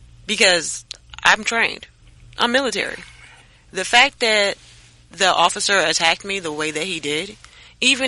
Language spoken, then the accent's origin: English; Missouri, United States; also born or lived in South Carolina; now in Las Vegas, United States; I'm from Missouri. I came to Las Vegas from South Carolina